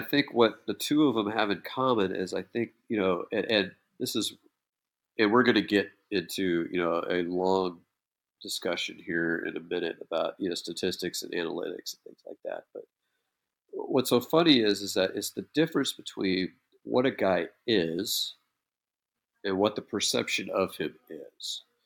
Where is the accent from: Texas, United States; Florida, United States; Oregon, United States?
Texas, United States; being from Texas